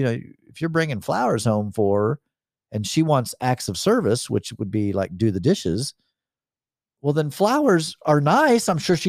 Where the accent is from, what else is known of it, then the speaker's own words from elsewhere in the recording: the South, United States; accent: Southern; I think it's when my Southern accent comes out a little bit.